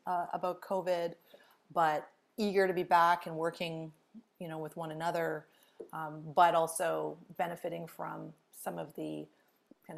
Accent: Edmonton, Alberta, Canada; moved away as an adult; also born or lived in British Columbia; now in Ontario, Canada; I'm originally from Edmonton, Alberta, spent a lot of time in Alberta and BC growing up, but moved to Ontario for school and stayed for, you know, gosh, now almost 20

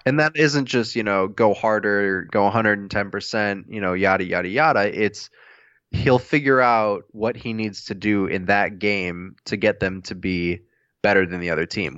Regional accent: United States; As an American

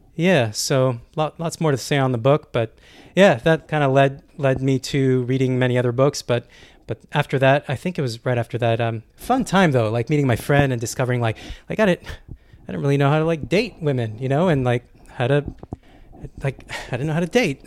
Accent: Canada; moved away as an adult; I'm Canadian

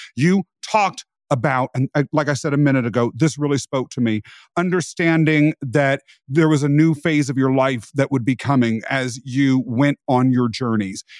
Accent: rural Kansas, United States; I was raised in rural America

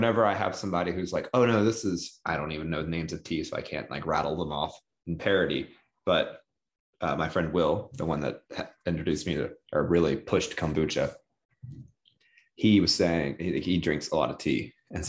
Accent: Southern United States, United States; I'm from Southern United States.

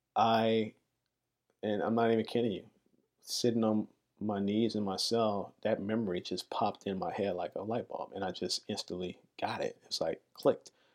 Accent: Chicago, Illinois, United States; moved away as an adult; also born or lived in New York; I come from Chicago, just, just as big as the city as New York, and I, I, I love my city

